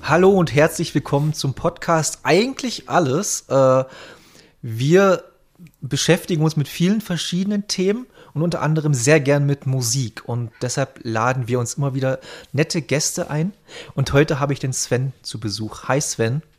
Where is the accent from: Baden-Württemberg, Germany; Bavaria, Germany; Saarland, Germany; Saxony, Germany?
Saxony, Germany; Bautzen; Ich komme ja aus Bautzen, falls ihr das was sagt, in der Nähe von Dresden.